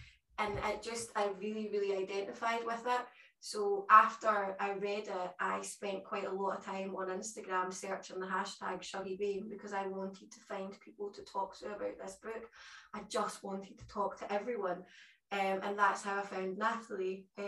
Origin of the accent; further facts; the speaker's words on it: Glasgow, Scotland, United Kingdom; accent: Glaswegian; now in Edinburgh, United Kingdom; I myself was ashamed of my accent for a long time growing up, and I don't have a particularly strong Glaswegian accent anymore, because I've lived in Edinburgh for so long